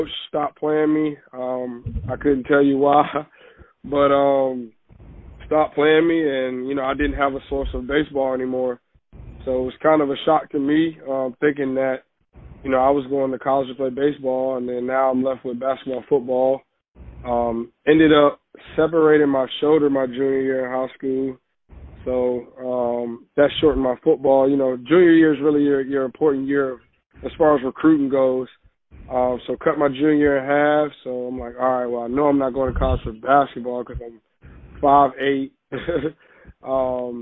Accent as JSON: {"language": "English", "town": "Richmond", "region": "Virginia", "country": "United States", "also_born_or_lived": "Midlothian, Virginia", "said": "my school's in Midlothian, but I'm from Richmond, Virginia"}